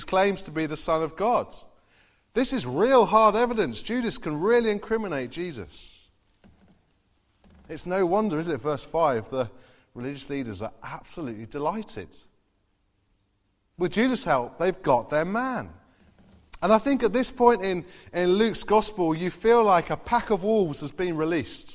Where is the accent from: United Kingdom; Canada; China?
United Kingdom; Farnborough, South East England; also born or lived in Derby; now in Basingstoke, United Kingdom; I grew up in Farnborough as well